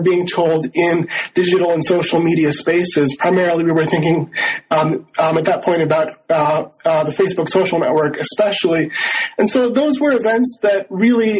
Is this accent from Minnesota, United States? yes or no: yes; Rochester, Minnesota, United States; also born or lived in Northfield, Minnesota; I grew up in Rochester, Minnesota, in southeastern Minnesota